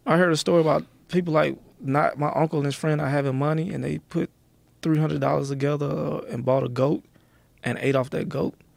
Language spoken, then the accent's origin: English; Athens, Georgia, United States; also born or lived in the South; now in California, United States; I was born in Athens, my first six years in Athens is, is a small town where U G A is.